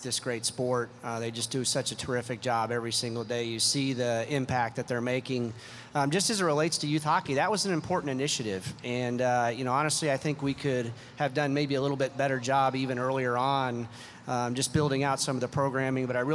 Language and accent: English; Oklahoma, United States; also born or lived in Cleveland; now in Las Vegas, United States; I grew up in Oklahoma, and there wasn't necessarily a lot of hockey opportunity